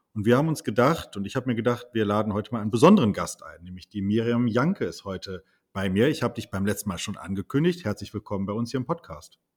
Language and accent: German; Wuppertal, North Rhine-Westphalia, Germany; ich komme ja aus Wuppertal